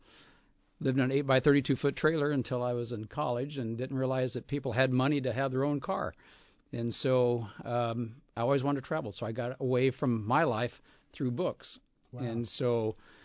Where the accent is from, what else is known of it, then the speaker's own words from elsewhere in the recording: Scottsdale, Arizona, United States; I grew up in Scottsdale, Arizona, a long time ago